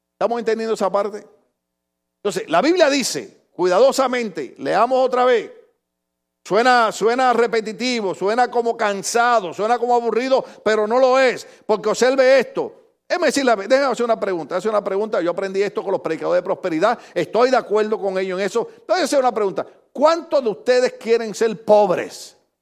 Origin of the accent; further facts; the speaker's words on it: Puerto Rico; moved away; allá en mi país, en Puerto Rico